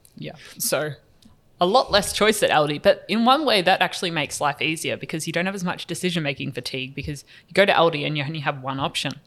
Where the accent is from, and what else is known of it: New Zealand